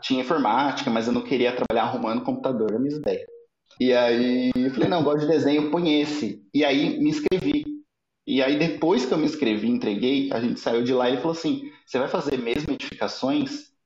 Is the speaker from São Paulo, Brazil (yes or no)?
yes; Osasco, São Paulo, Brazil; nasci em Osasco, é, me mudei para a cidade, morei no interior de São Paulo, voltei para São Paulo